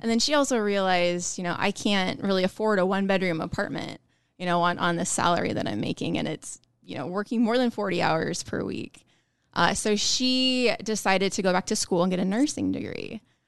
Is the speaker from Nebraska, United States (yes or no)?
yes; Ralston, Nebraska, United States; I'm from Omaha area, Ralston, more specifically.